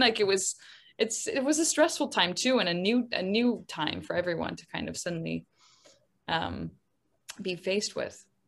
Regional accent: Netherlands; now in London, United Kingdom; I grew up in the Netherlands. I live in London

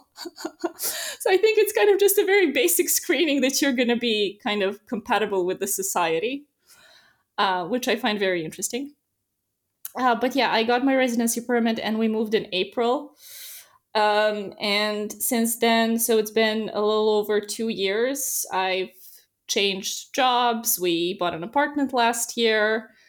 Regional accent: Serbia; moved away as an adult; now in Netherlands; I come from Serbia

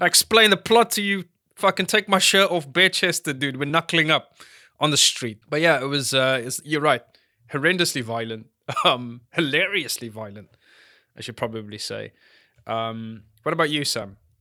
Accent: South Africa; I'm a South African

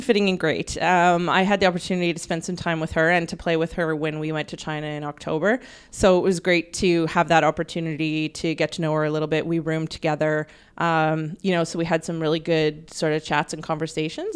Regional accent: Canada

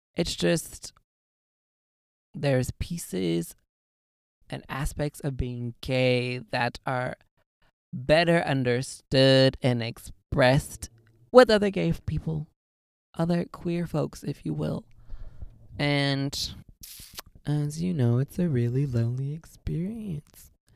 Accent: Southern California, United States; I am born and raised in Southern California

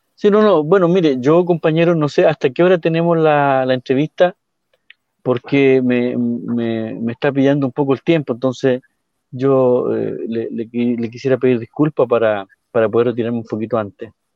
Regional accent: Purén, Araucanía, Chile; donde somos nosotros, de Purén, del pueblo mapuche

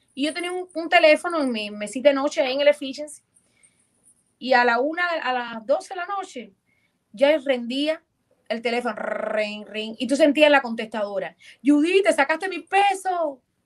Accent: Ciego de Ávila, Cuba; moved away as an adult; also born or lived in Mexico City, Mexico; now in United States; mi pueblo Ciego de Ávila

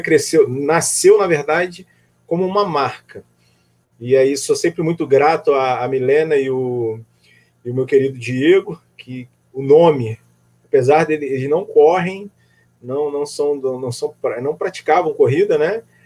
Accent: Rio de Janeiro, Brazil; also born or lived in Northeast Brazil; now in Niterói, Brazil; Sou do Rio de Janeiro, mas morei um tempo no Nordeste

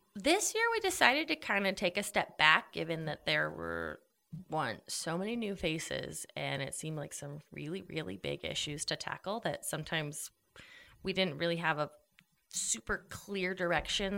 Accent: Idaho, United States; moved away as an adult; also born or lived in Austin, Texas / Chicago, Illinois; I was gone from Idaho less than a year, or just about a year. And I was like, I got to get back to Idaho.

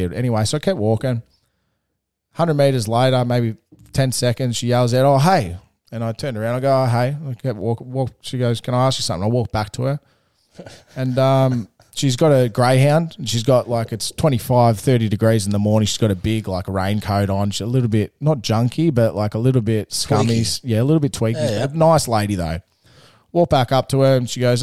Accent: Melbourne, Victoria, Australia; I'm from Melbourne.

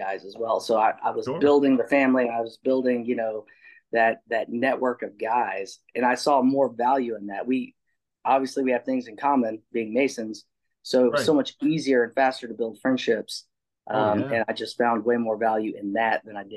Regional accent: a small town outside of Lubbock, Texas, United States; I'm from Texas, born and raised, grew up in a small town outside of Lubbock, went to college at Lubbock. And, been in Texas my whole life

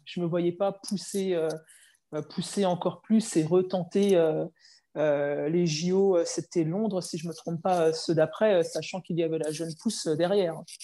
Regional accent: Chenôve, Bourgogne-Franche-Comté, France; je suis originaire de Chenauve, donc euh, quartier populaire de Dijon

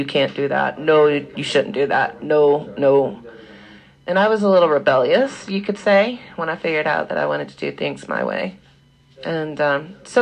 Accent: Alabama, United States; moved away; I'm from Alabama, so put it together. My mom is exactly kind of what you would expect of a good Southern Christian. Baptist mama, and I was raised sort of in the woods

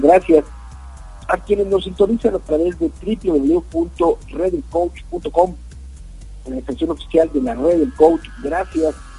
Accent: Mexico; lo que nos sucede en nuestro país, hablo de México

